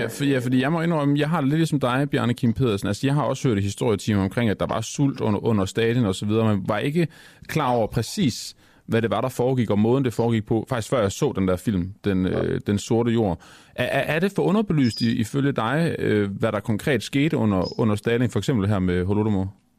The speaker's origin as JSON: {"language": "Danish", "country": "Denmark"}